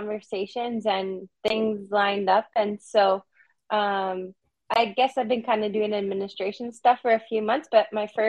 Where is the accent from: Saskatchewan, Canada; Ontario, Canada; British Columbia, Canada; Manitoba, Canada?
Saskatchewan, Canada; Prince Albert; born or raised there; now in Toronto, Canada